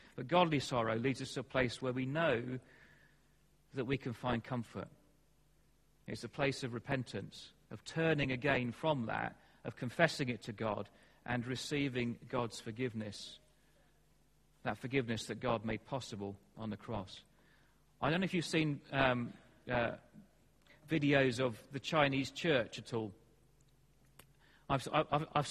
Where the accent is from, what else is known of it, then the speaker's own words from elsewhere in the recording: England, United Kingdom; we're English